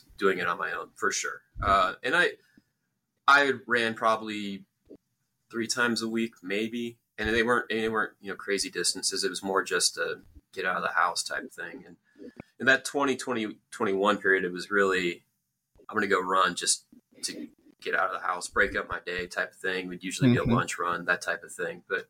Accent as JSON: {"language": "English", "town": "Atlanta", "region": "Georgia", "country": "United States", "tie": "born or raised there", "also_born_or_lived": "Omaha, Nebraska", "said": "I was born in Omaha and came back, but I grew up in Metro Atlanta"}